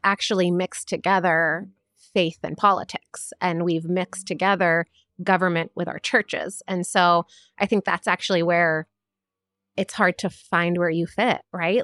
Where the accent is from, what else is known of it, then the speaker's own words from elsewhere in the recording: United States; I am a first generation Palestinian born and raised in America